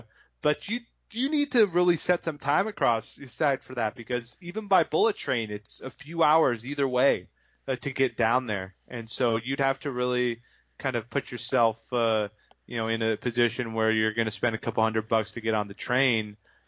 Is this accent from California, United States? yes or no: yes; Sonoma, California, United States; I'm from Sonoma, California. That's where I've been born and raised. I live there now. And I spent a couple of years back in 2009, 2010 in Florida